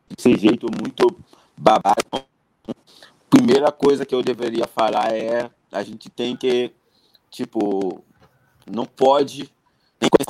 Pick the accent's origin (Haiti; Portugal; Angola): Haiti; Portuguese is a second language; moved away as an adult; now in Brazil; eu sou haitiano, Bob. Eu cheguei no Brasil em 2010.